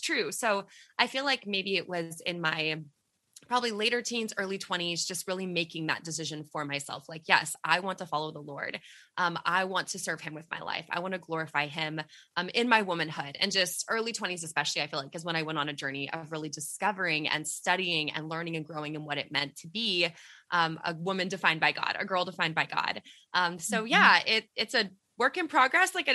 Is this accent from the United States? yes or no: yes; Texas, United States; we are from Texas